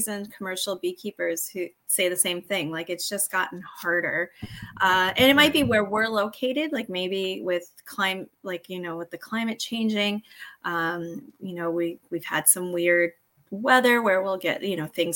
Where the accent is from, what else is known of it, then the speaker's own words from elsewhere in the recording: Arizona, United States; now in Canada; I actually grew up in the States, but I grew up in Arizona